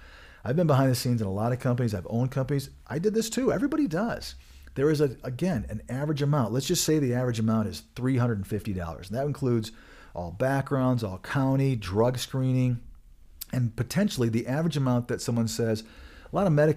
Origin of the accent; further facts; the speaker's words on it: Michigan, United States; moved away; I am from Michigan originally